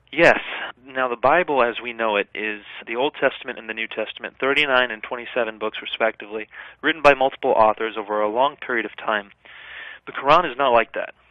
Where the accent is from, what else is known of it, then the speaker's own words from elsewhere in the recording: United States; as a child growing up in the West